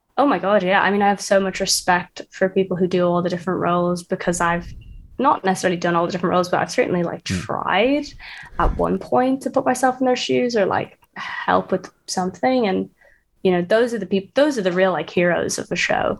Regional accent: Dublin, Leinster, Ireland; now in London, United Kingdom; I'm from Dublin, and I live in London

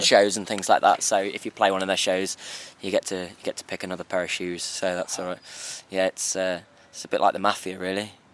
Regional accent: Black Country, West Midlands, United Kingdom; we come from the Black Country

